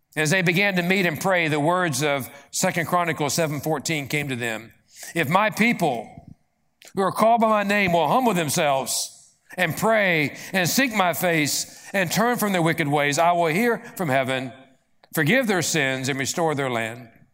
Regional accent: Appalachia, United States; I'm from Appalachia

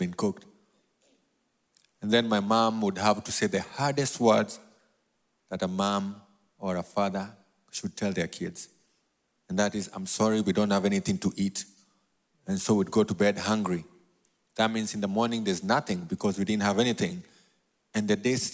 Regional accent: Nairobi, Kenya; accent: New York; I was born and raised in a place called Mathare, all the way in Nairobi, Kenya.

